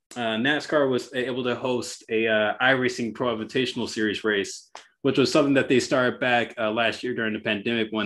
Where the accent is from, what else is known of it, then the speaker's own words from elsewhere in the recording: Bay Area, California, United States; I'm a Bay Area guy